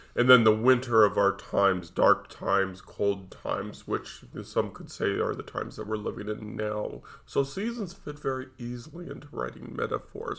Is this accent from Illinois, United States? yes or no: no; Nevada, United States; I was raised in Nevada